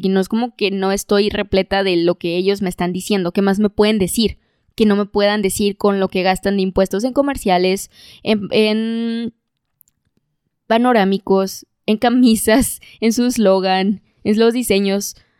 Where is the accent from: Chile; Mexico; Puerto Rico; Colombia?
Mexico; Monterrey, Nuevo León